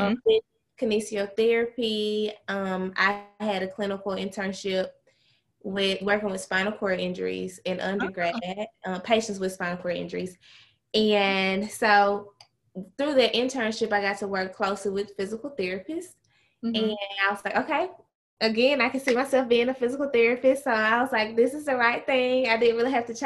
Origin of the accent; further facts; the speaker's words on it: Charleston, Mississippi, United States; I am from Mississippi, very small town called Charleston, Mississippi. In Charleston, I was a cheerleader in high school